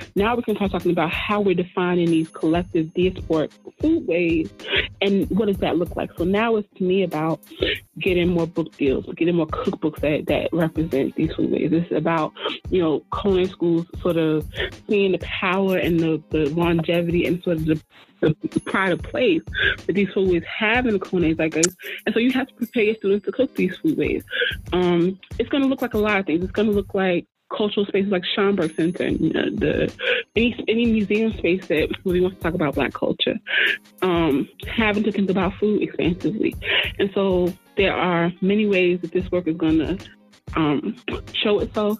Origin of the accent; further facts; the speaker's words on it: Newark, New Jersey, United States; I'm from Newark, New Jersey originally